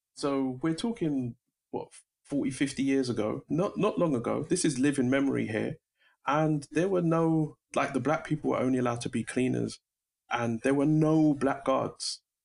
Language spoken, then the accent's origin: English; London, United Kingdom; I was born in Brixton